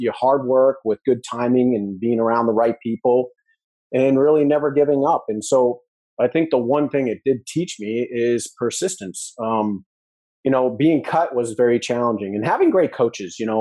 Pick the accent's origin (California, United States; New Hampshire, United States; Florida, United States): New Hampshire, United States; moved away as an adult; also born or lived in Missouri / Texas; I was in Missouri and I'm from New Hampshire